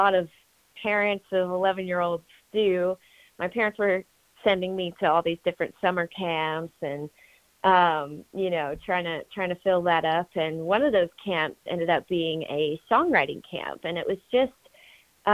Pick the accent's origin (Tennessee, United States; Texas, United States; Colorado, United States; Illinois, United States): Tennessee, United States; Franklin; now in Nashville, United States; I was born and raised in Franklin. Actually, a few years ago, I actually moved to Nashville, but I was born and raised in Franklin.